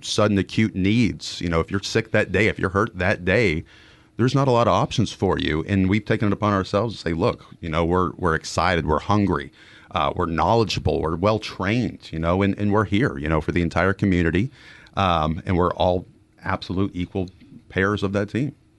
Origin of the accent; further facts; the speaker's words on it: Dallas-Fort Worth area, Texas, United States; I'm a Texan, born and raised in the Dallas-Fort Worth area